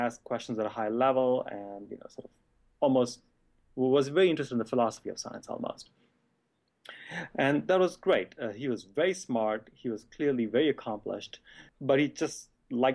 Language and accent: English; Mumbai, Maharashtra, India; moved away as an adult; I grew up in Bombay